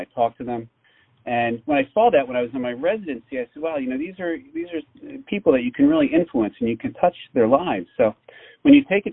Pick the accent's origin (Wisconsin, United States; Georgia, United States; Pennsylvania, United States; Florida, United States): Pennsylvania, United States; Philadelphia; I was born and raised in the Philadelphia area